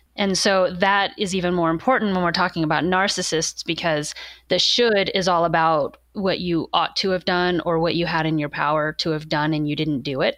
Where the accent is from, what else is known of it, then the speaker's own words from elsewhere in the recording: Warrensburg, Missouri, United States; moved away as an adult; also born or lived in Texas / Chicago area / Kansas; now in Oregon, United States; I wound up getting my undergrad from the same place that was right in my hometown.